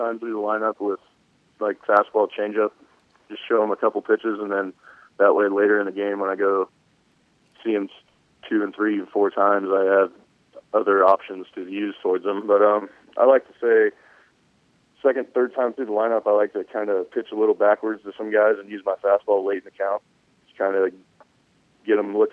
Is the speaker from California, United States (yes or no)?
yes; Riverside, California, United States; now in Temecula, United States; I grew up in Riverside, California